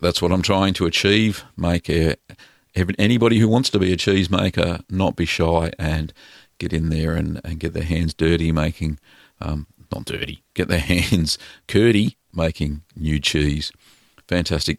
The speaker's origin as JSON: {"language": "English", "region": "Victoria", "country": "Australia", "tie": "born or raised there", "said": "in Victoria, here in Australia, in my home state"}